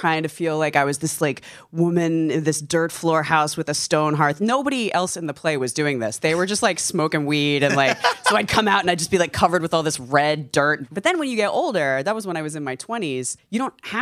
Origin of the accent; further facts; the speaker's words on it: Georgia, United States; I'm from the state above, so I'm from Florida's hat.